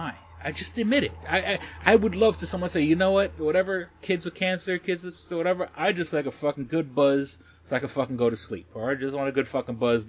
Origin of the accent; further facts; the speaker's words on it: Puerto Rico; we're Puerto Rican